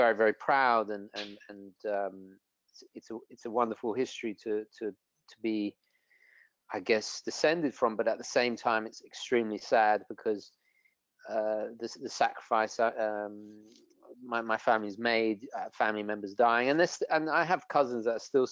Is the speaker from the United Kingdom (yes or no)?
yes; London, United Kingdom; first language Italian; English is a second language; also born or lived in Italy; I grew up predominantly in London. In fact, actually, Italian was my first language.